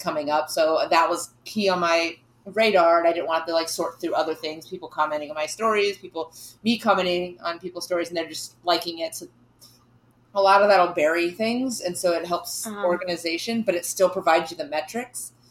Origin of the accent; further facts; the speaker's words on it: North Carolina, United States; moved away; I'm from North Carolina